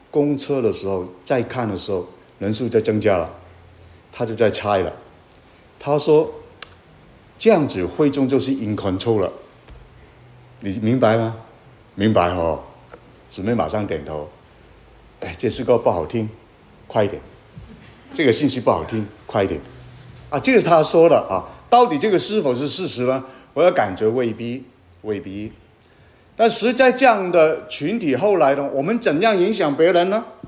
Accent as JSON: {"language": "Chinese", "region": "Guangdong", "country": "China", "said": "我是广东人"}